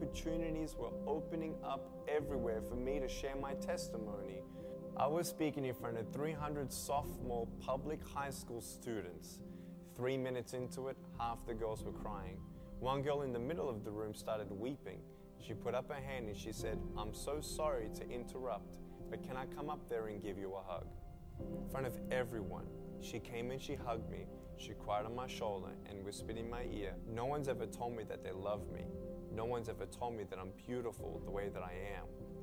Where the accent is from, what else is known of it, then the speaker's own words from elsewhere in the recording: Melbourne, Victoria, Australia; I was born in Melbourne, Australia, 1982